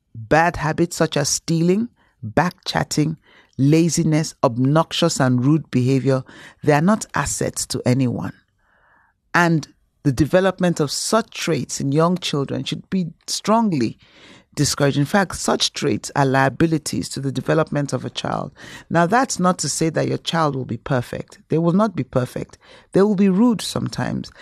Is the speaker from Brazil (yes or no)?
no; Nigeria; moved away; being a Nigerian